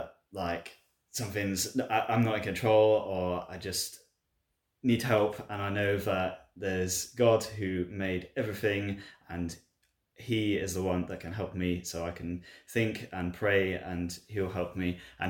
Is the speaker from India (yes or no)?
no; Chippenham, South West England, United Kingdom; I am from a town called Chippenham in Wiltshire